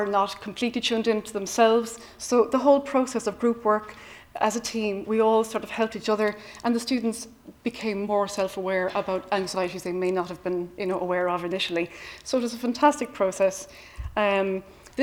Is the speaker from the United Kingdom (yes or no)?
no; Cork, Munster, Ireland; I come from Cork City, which is renowned for speaking quickly